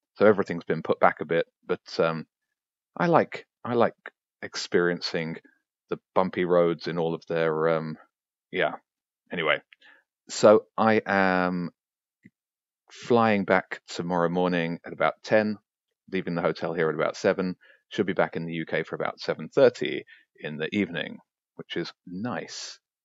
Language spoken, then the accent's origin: English; Brighton, South East England, United Kingdom; I'm a guy from Brighton who likes writing.